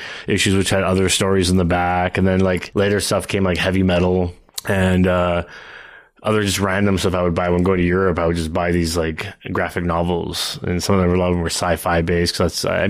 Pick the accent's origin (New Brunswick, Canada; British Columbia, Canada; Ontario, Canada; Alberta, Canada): Ontario, Canada; Toronto; I was born in the suburbs of Toronto, actually. So I'm a Canadian through and through